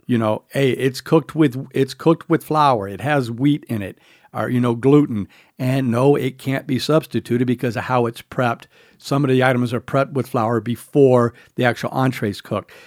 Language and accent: English; the South, United States; I grew up in the South